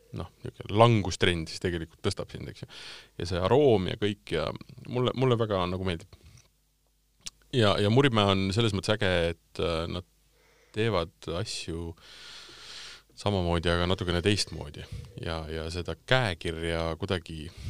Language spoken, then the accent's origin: Estonian; Tartu, Tartu County, Estonia; now in Tallinn, Estonia; ma olen pärit Tartust.